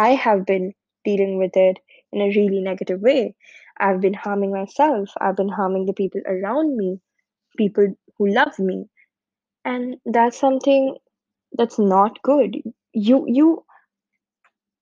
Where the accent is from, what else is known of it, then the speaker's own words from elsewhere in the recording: India; moved away as an adult; now in United Kingdom; I'm from India, currently studying in the UK